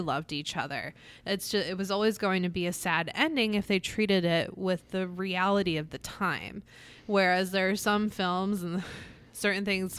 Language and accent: English; Atlantic City, New Jersey, United States; Growing up in Atlantic City, every single year we went to the Miss America Parade